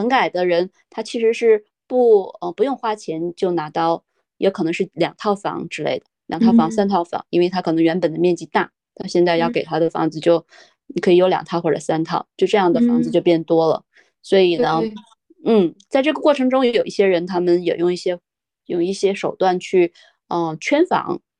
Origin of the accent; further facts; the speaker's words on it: Hegang, Heilongjiang, China; 在之前我跟别人说我来自哪里的时候，基本上都会说是佳木斯，因为这个名字好像似乎还有人知道。我从来都不跟别人提我是鹤岗的